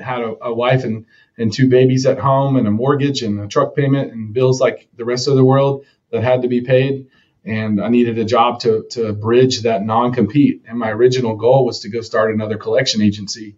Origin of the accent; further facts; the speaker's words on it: Texas, United States; also born or lived in Evansville, Indiana; I was raised in a suburb in northern um, DFW, Dallas Fort Worth area.